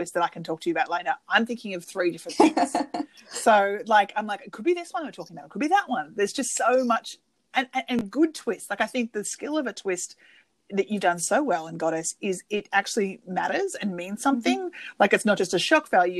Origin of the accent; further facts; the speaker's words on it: Australia; now in United States; being Australian who lives in America